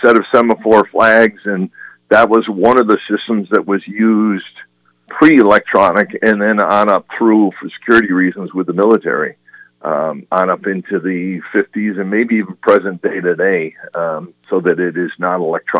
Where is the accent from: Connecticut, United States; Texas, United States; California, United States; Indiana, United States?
Connecticut, United States; Hartford; I grew up right here in Hartford.